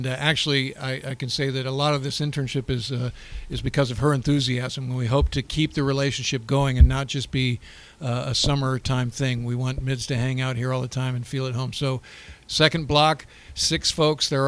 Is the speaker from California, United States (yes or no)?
no; Fort Lauderdale, Florida, United States; I'm a midshipman second class. I'm from Fort Lauderdale, Florida